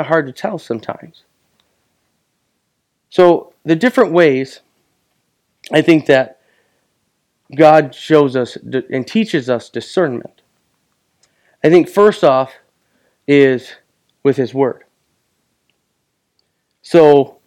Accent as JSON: {"language": "English", "town": "Buckley", "country": "United States", "tie": "born or raised there", "also_born_or_lived": "Arizona", "moved": "yes", "said": "I will always be a boy that was born and raised in Buckley."}